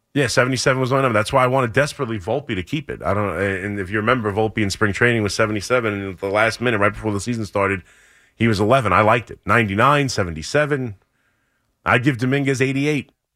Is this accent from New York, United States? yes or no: yes; Long Island, New York, United States; I come from Long Island